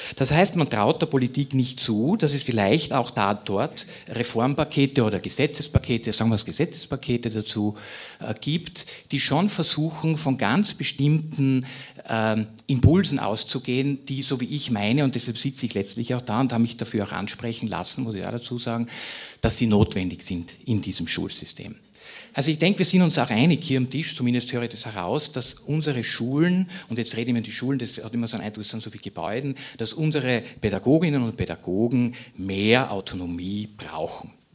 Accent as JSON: {"language": "German", "region": "Styria", "country": "Austria", "tie": "born or raised there", "said": "meinem Heimatbundesland Steiermark"}